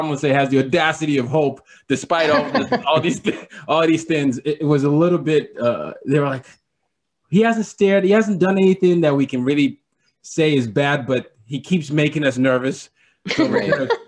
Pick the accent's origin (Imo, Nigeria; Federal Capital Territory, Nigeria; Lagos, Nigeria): Lagos, Nigeria; now in New York City, United States; It reminded me of my my hometown of Lagos.